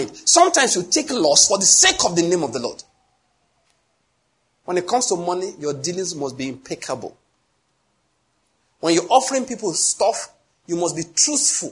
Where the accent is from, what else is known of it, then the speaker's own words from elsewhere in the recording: Enugu, Enugu State, Nigeria; I come from Enugu where buildings are stone-coated roofs